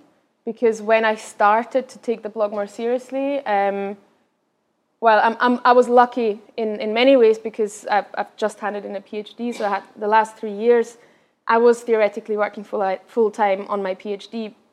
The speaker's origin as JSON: {"language": "English", "region": "Vienna", "country": "Austria", "also_born_or_lived": "Berlin", "first_language": "Austrian German", "second_language": "English", "said": "I'm from Vienna originally, so my mother tongue is Austrian German, which is much, very, very different from standard German in Germany."}